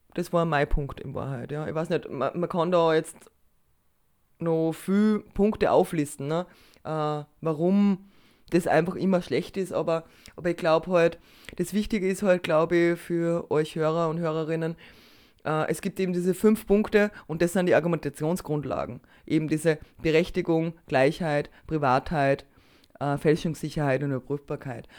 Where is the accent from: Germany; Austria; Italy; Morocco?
Austria; bei uns in Österreich